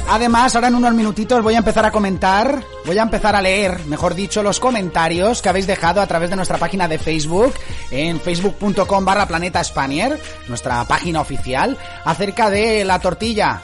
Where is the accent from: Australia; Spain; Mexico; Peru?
Spain; Dénia, Valencian Community; veraneaba mucho por Denia, por mi ciudad natal